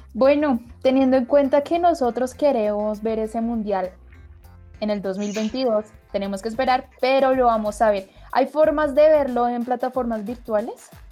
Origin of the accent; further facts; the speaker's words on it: Colombia; nosotros como colombianas, colombianos y latinoamericanos